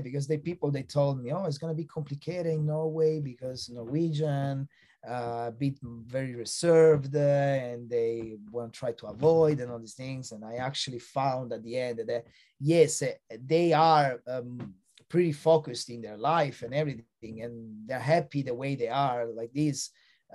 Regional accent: Italy; moved away; also born or lived in Australia; Italy, which is my home country

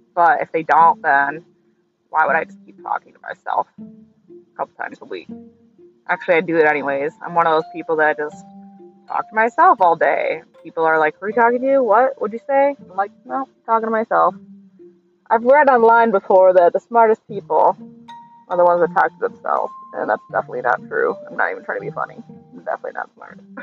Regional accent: New York, United States; As a New Yorker

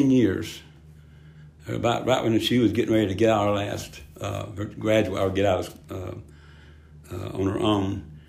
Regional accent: Spartanburg, South Carolina, United States; I grew up in Spartanburg

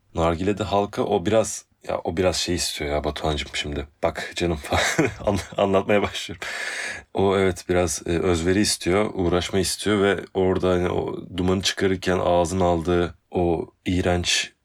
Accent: Istanbul, Turkey; also born or lived in Ataşehir, Istanbul; Kadıköy'de zaten Kadıköy'de doğup e, Ataşehir'de eskiden Kadıköy'de gerçi de bayağı Kadıköy'de büyüdüm denilebilir

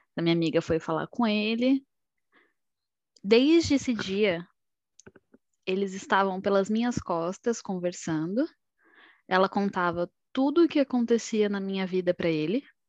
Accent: São Paulo, Brazil; eu sou aqui de São Paulo

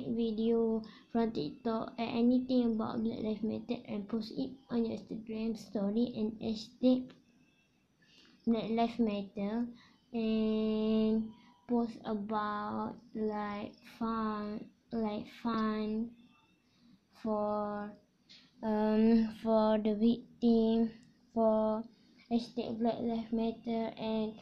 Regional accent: Malaysia

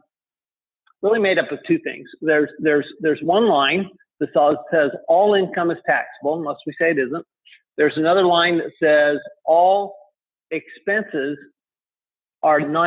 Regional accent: Salt Lake City, Utah, United States; moved away as an adult; also born or lived in France / Tempe, Arizona; I grew up in Salt Lake City, Utah

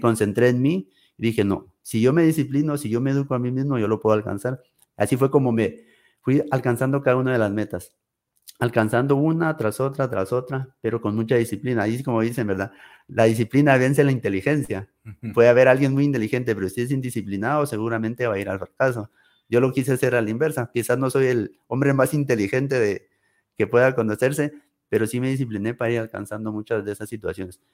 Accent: Guatemala; moved away as an adult; also born or lived in United States; aquí, en mi país, en mi tierra, con mi gente

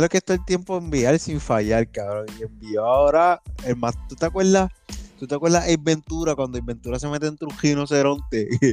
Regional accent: Puerto Rico; ser puertorriqueño

